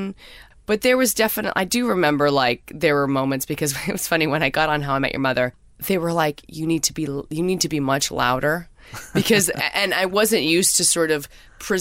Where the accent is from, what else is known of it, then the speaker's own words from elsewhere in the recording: Canada; I'm Canadian